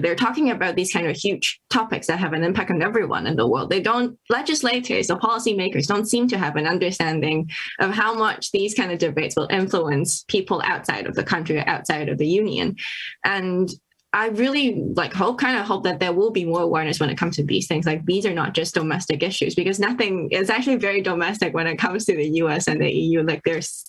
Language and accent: English; Hong Kong; moved away as an adult; now in Germany; I'm from Hong Kong and currently part of the diaspora community of Hong Kong